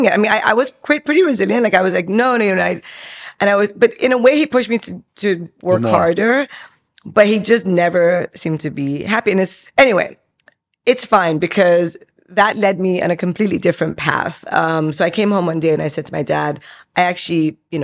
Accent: Dubai, United Arab Emirates; also born or lived in Iran / London; They moved to Dubai in 1980 with me. I was 3 years old.

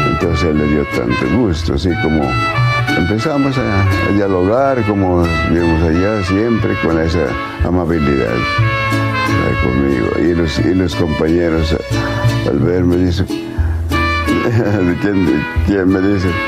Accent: Mexico; moved away as an adult; now in New York, United States; Como somos de México

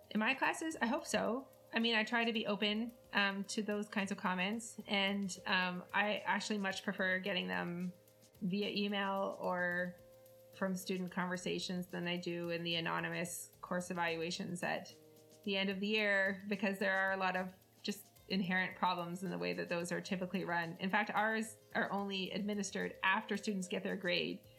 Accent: Canada; I'm Canadian, so I had French.

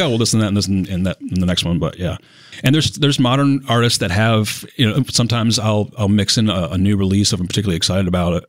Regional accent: Syracuse, New York, United States; moved away; I'm originally from Syracuse, New York

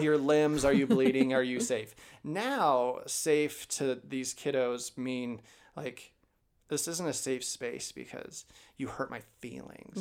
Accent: Chicago, Illinois, United States; also born or lived in Pullman, Washington; now in Idaho, United States; I'm from Chicago originally

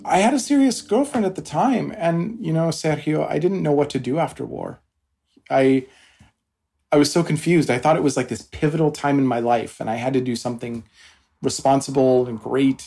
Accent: Washington, United States; moved away; also born or lived in Albuquerque, New Mexico / East Coast, United States; I grew up in New Mexico in Albuquerque, and I my family moved to Washington State for uh, most of my older childhood years. So I did my high school there

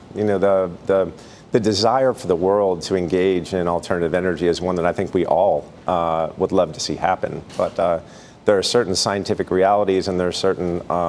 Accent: Texas, United States; I'm from Texas

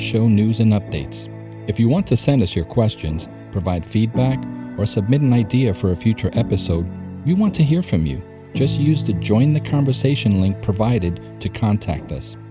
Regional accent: New York City, New York, United States; I'm from Brooklyn

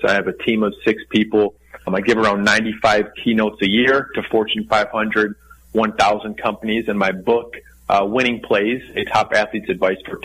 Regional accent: Darien, Illinois, United States; also born or lived in Indiana; I was born in Darien, Illinois, which is a suburb of Chicago, Illinois

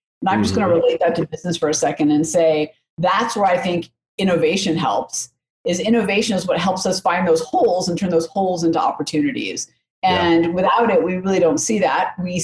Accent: Oakland, California, United States; now in Denver, United States; I grew up in Oakland, California.

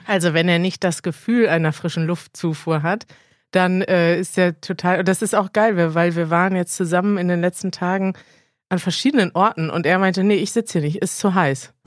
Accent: Iran; German is a second language; ich komme aus dem Iran

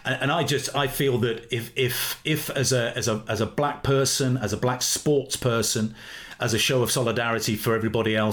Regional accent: Leicester, East Midlands, United Kingdom; I'm from Leicester

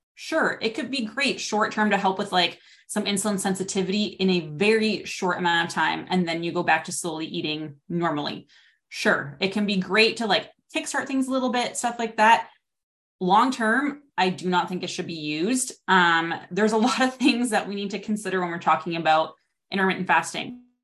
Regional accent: Canada; also born or lived in Regina, Saskatchewan; I'm from Canada. I'm in Regina, Saskatchewan

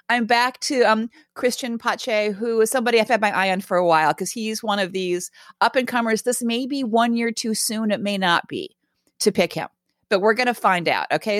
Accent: Raleigh, North Carolina, United States; I grew up in Raleigh, North Carolina

